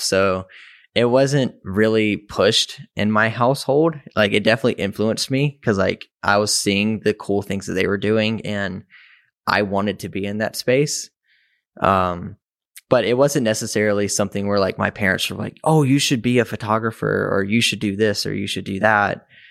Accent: Mississippi, United States; moved away as an adult; now in Chicago, United States; I was raised in Mississippi, um, which is about twelve hours south of Chicago.

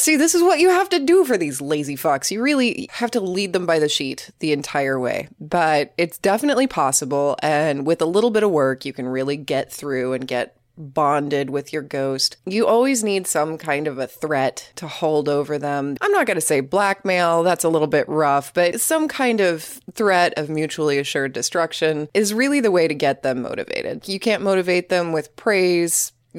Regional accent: Oklahoma, United States; Sorry, I'm from Oklahoma. I never learned the difference.

